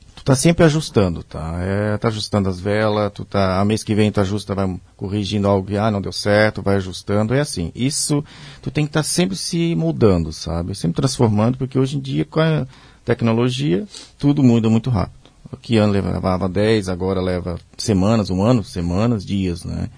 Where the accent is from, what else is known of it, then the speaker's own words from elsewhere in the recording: Pomerode, Santa Catarina, Brazil; also born or lived in Blumenau; sou natural de Pomerode, é a cidade, vamos, digamos, irmã aqui de Blumenau